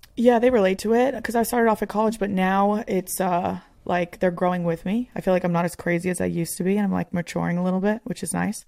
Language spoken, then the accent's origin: English; Northeast, United States; I'm literally like from the Northeast